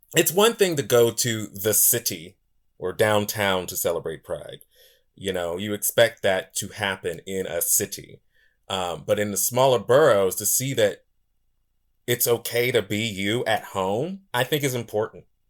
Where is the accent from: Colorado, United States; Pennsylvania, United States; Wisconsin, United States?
Pennsylvania, United States; Pittsburgh; I was born and raised in this city